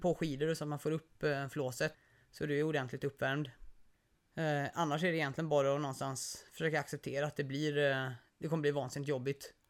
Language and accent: Swedish; Gothenburg, Västra Götaland, Sweden; moved away; kanske hörs på eh, lite på dialekten, men jag är inte här uppifrån